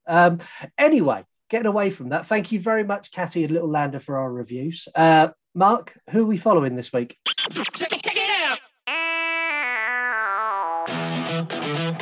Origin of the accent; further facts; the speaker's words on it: England, United Kingdom; in the UK, we really don't do that. We speak English